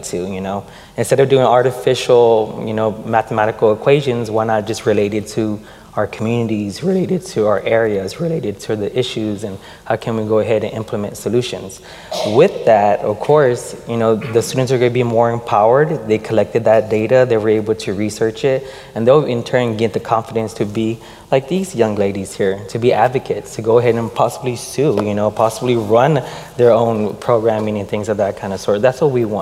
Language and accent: English; Houston, Texas, United States; teacher in the very community that I was born and raised in Houston, Texas